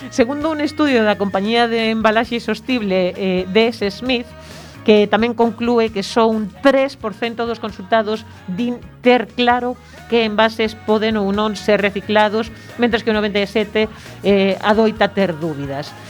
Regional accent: A Coruña, Galicia, Spain; como cidadanía coruñesa

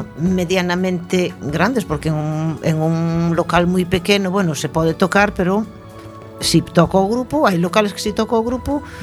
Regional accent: Cerceda, Galicia, Spain; sabes que son de Cerceda

